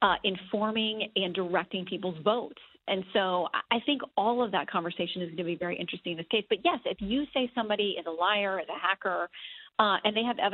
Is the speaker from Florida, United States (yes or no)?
yes; Tallahassee, Florida, United States; I grew up in Tallahassee.